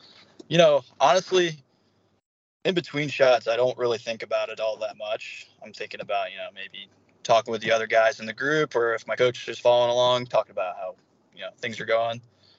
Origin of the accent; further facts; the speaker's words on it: Norcross, Georgia, United States; Norcross, it's a suburban area of Atlanta. I went to Peachtree Elementary there, and then Pickneyville Middle School, and then I went to the high school down at St. Pius.